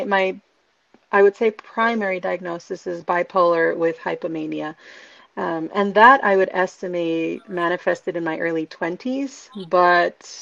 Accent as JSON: {"language": "English", "town": "Santa Barbara", "region": "California", "country": "United States", "tie": "born or raised there", "said": "born and raised in Santa Barbara, California"}